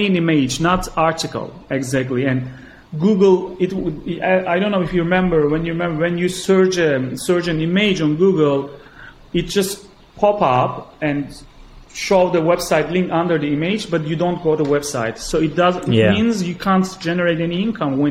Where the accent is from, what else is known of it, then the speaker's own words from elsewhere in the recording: Gaziantep, Turkey; moved away as an adult; now in Istanbul, Turkey; my hometown. It's a city next to the Syrian border in southeastern Turkey called, the name is Gaziantep